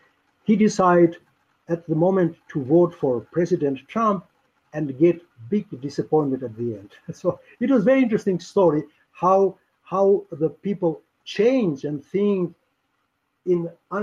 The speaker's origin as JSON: {"language": "English", "country": "Albania", "second_language": "English", "moved": "as an adult", "lives_now": "United States", "said": "I'm proud to say that I am one of the best landlords because I was homeless in my home country."}